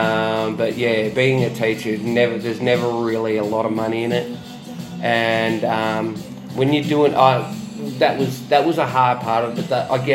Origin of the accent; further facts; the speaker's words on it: Australia; also born or lived in New Zealand; In New Zealand, but raised in Australia when I was a baby